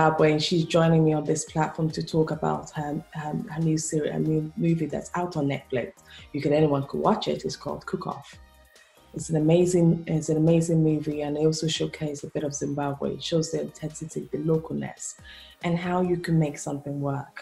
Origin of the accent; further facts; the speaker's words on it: Nigeria; I'm originally from Nigeria.